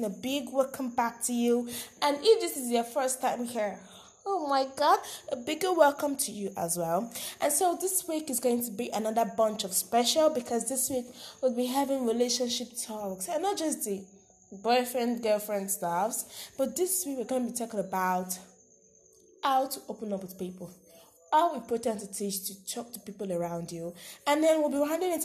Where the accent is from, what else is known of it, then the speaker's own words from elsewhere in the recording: Nigeria; I am indeed a Nigerian